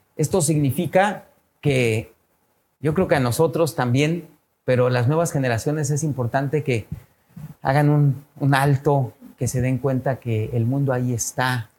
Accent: Mexico; México, nuestro país tan querido

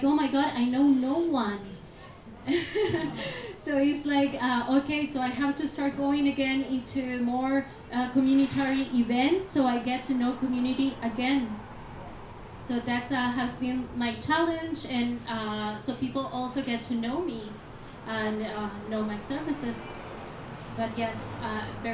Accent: Costa Rica; I'm Costa Rican

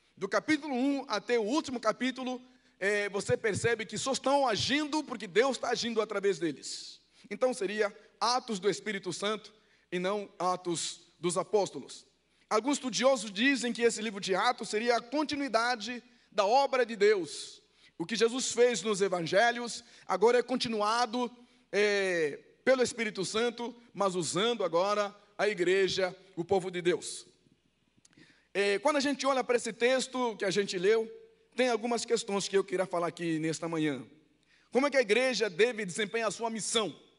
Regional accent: Angola; Portuguese is a second language; moved away as an adult; now in Brazil; Eu nasci numa aldeia eu nasci numa aldeia, não falava português. Eu conheci cidade com 11 anos. Fui para a guerra, fui treinado pelos soviéticos e cubanos. Participei da guerra de Angola

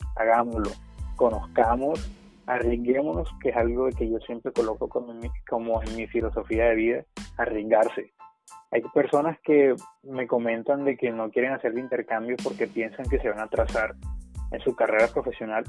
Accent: Colombia; yo soy estudiante de intercambio, que soy de Colombia

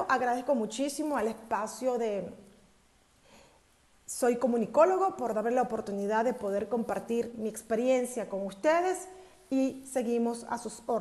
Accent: Mexico; quiero que quede como reflexión, mexicanos, que si no actuamos a tiempo, vamos a perder la democracia en México.

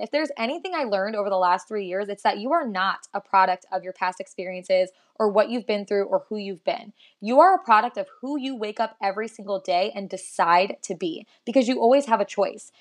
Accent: South Florida, United States; moved away as an adult; now in Texas, United States; I am originally from South Florida, but I moved to Texas a little over three years ago

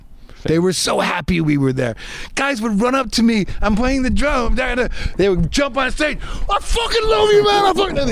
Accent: outside of Detroit, Michigan, United States; I grew up outside of Detroit, Michigan

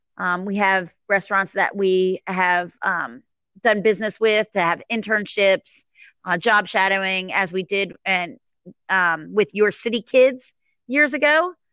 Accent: Maryland, United States; now in Jacksonville, United States; No, I moved here in 91 from, Maryland. I'm from the DC area.

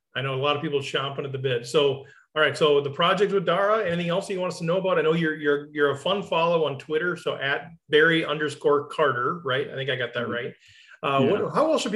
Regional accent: United States; as an American

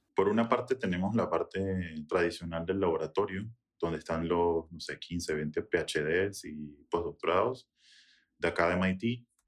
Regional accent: Venezuela; now in United States; venezolano, nacido en Estados Unidos, pero 100% eh, venezolano

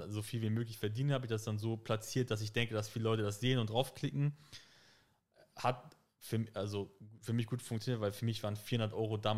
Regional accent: Hamburg, Germany; ich bin in Harburg aufgewachsen, auch im, im Phoenixviertel

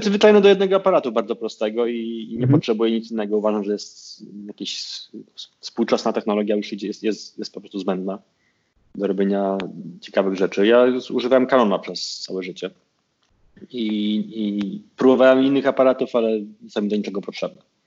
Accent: Konin, Greater Poland, Poland; wychowałem się na piątym osiedlu, bo potem się przeniosłem na Chorzeń

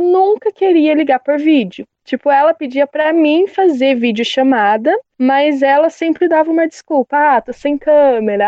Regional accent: Paraná, Brazil; eu sou aqui do Paraná

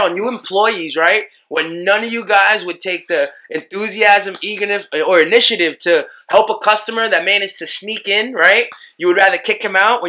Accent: New York City, New York, United States; I'm from Killer Queens

